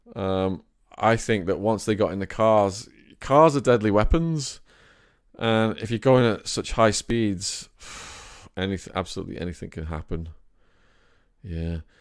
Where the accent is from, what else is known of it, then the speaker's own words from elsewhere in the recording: Widnes, North West England, United Kingdom; my hometown of Widna